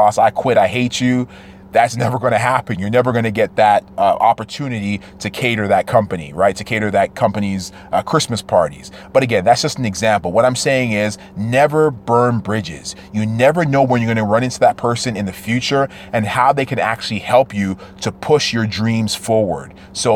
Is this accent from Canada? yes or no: yes; Toronto, Ontario, Canada; I'm from Toronto, Canada.